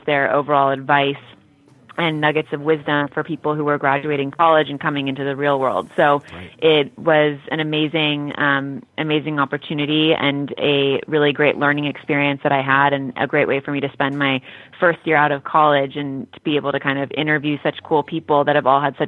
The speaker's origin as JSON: {"language": "English", "town": "Los Angeles", "region": "California", "country": "United States", "tie": "born or raised there", "said": "a young woman growing up in Los Angeles"}